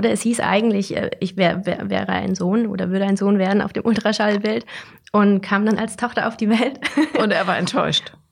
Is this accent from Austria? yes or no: no; Saudi Arabia; also born or lived in Germany; wir sind zum Großteil im Ausland aufgewachsen mhm. und wir sind damals nach der Ende, am Ende der zweiten Klasse sind wir dann nach Saudi-Arabien gezogen von Deutschland.